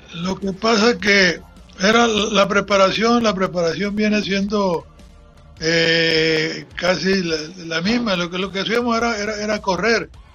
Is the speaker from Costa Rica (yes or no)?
no; Guaymas, Sonora, Mexico; also born or lived in Santa Rosalía, Baja California Sur; yo soy de Santa Rosalía. Nos vinimos a, aquí a Guaymas a, pues, a buscar otras cosas mejores. Yo tenía nueve años cuando recién llegué a, Guaymas